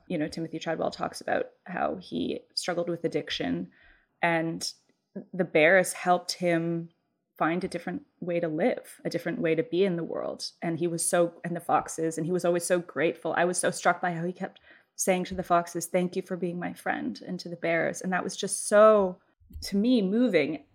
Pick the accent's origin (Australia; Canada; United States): Canada; as a Canadian